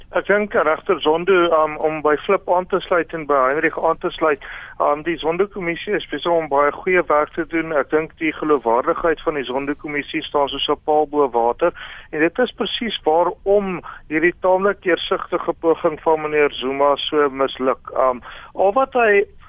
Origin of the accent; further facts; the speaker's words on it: South Africa; as 'n Suid-Afrikaner